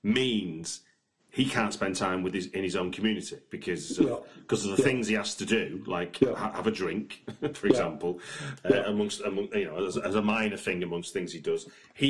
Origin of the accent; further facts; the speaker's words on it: United Kingdom; But, I mean, obviously, being a British person, I know, because the media narrative is that there's a them and us